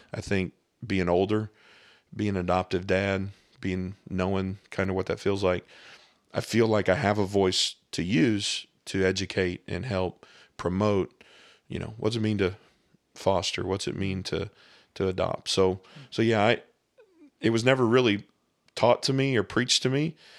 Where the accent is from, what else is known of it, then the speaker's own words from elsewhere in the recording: Scott County, Southern Indiana, United States; I grew up here in Southern Indiana